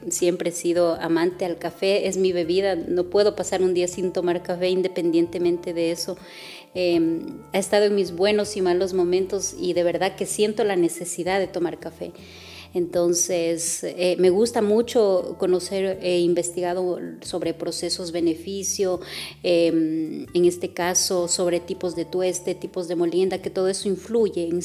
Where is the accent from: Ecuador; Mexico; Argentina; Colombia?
Ecuador; Olmedo; la materia prima yo lo traigo de, de mi, de mi cantón, de donde yo soy